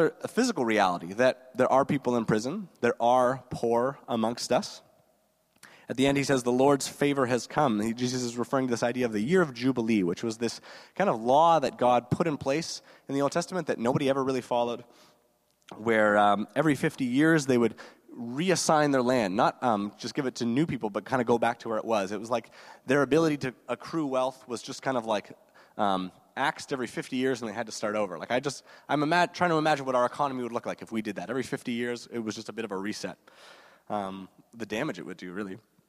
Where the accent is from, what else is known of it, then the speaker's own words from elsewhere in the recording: Guelph, Ontario, Canada; now in Kitchener-Waterloo, Canada; I didn't grow up here in KW. I grew up in Guelph, so not too far away